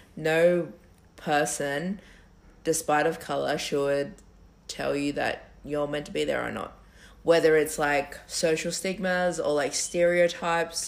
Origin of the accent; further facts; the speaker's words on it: Campbelltown, New South Wales, Australia; we're from Campbelltown